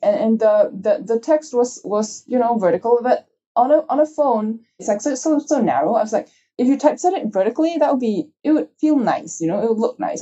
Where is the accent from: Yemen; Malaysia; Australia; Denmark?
Malaysia; I'm Chinese, if you can tell from my name, and so I, I grew up in Malaysia